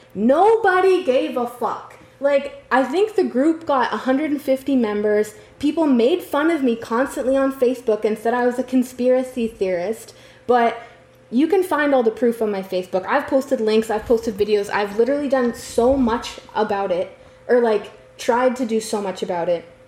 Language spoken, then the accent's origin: English; North Battleford, Saskatchewan, Canada; I come from North Battleford and I drove a res rocket as they called it